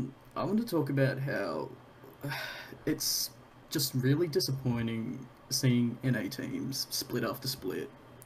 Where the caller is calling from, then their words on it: Brisbane, Queensland, Australia; I'm calling from Brisbane, Australia.